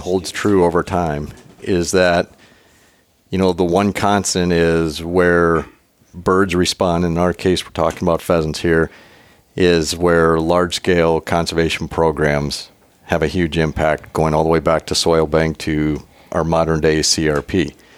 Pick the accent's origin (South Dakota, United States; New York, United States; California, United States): South Dakota, United States; growing up in South Dakota